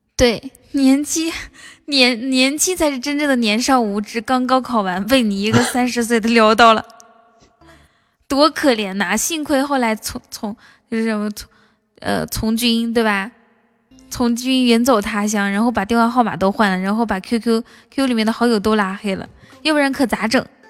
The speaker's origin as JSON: {"language": "Chinese", "region": "Northeast China", "country": "China", "said": "我们那边，我我我们我们好像是东北那边也是说肉啊"}